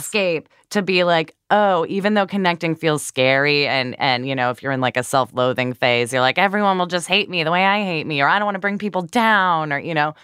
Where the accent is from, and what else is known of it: Midwest, United States; accent: Midwestern